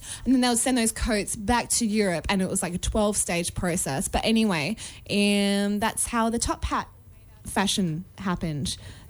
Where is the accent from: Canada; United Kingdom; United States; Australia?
Canada; accent: Canadian; Insult my Canadian accent.